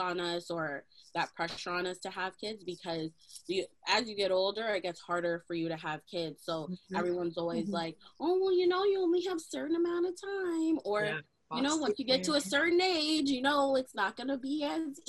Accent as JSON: {"language": "English", "town": "Mississauga", "region": "Ontario", "country": "Canada", "tie": "born or raised there", "said": "we kind of grew up in the same place"}